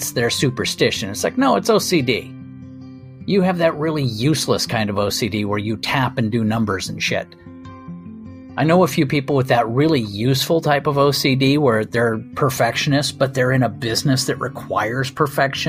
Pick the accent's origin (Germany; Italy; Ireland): Ireland; I'm Irish